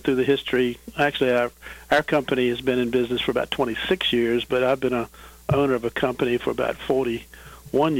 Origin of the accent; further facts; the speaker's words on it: Williamsburg, Virginia, United States; now in Richmond, United States; I grew up in Williamsburg, which is about 50 miles from here, and came to Richmond right out of college